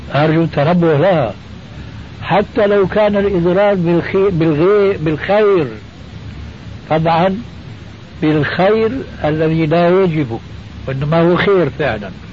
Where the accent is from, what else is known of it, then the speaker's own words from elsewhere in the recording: Syria; عندنا بالشام